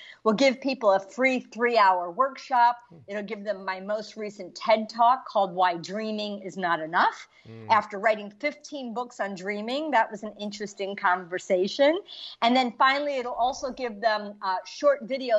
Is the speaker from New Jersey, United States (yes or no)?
no; New York City, New York, United States; moved away as an adult; also born or lived in Washington, D.C. / San Francisco; I was born in the Bronx.